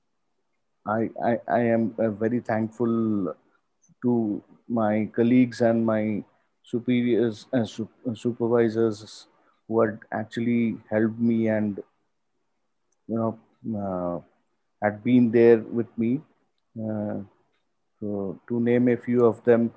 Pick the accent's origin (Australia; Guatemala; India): India; I am from India, cricket is a second religion in the subcontinent